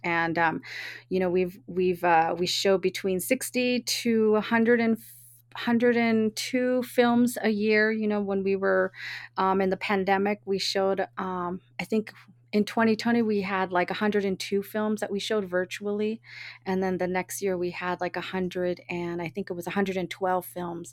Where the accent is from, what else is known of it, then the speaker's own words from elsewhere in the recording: Oakland, California, United States; I was born and raised in Oakland